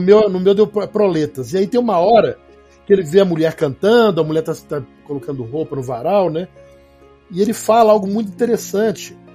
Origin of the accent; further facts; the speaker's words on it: Belo Horizonte, Minas Gerais, Brazil; eu sou mineiro de Belo Horizonte